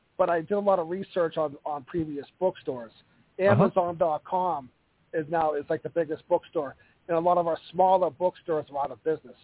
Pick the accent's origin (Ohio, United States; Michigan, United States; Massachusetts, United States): Massachusetts, United States; Plymouth; moved away; also born or lived in Las Vegas, Nevada / Colorado Springs, Colorado; And I'm an author at Amazon.com. I'm from Plymouth, Massachusetts, and I also lived in Las Vegas, Nevada, and Colorado Springs, Colorado.